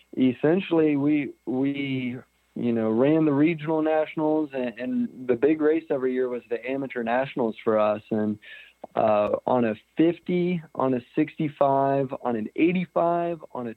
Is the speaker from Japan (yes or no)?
no; St. Louisville, Ohio, United States; I was born in St. Louisville, Ohio. It's small town, central Ohio, kind of small town USA at its finest